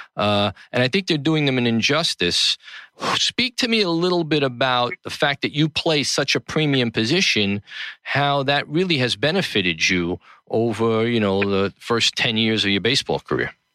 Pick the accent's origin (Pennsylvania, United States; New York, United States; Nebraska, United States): New York, United States; New York City; the Gotham Podcast Studio in the heart of New York City, downtown Tribeca, my hometown